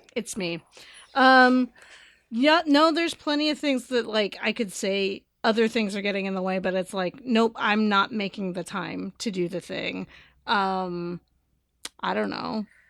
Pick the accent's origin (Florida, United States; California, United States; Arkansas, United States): California, United States; Bay Area; growing up in the Bay Area